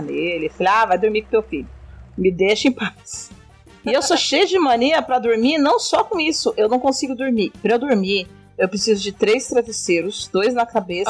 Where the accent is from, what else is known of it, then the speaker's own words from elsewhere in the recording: São Paulo, Brazil; now in Goiás, Brazil; Sou de São Paulo, mas moro em Goiás e aqui é muito quente